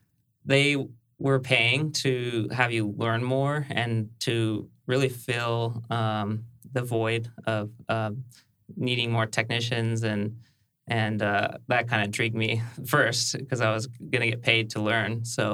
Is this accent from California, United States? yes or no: yes; San Luis Obispo County, California, United States; also born or lived in Japan; I grew up in San Luis Obispo County.